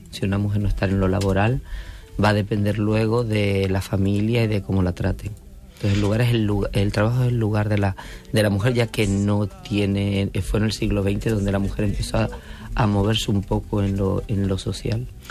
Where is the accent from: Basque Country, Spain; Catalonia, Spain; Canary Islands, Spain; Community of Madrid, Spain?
Canary Islands, Spain; Yo soy canaria, no. Y no vivo mi tierra con esa pasión.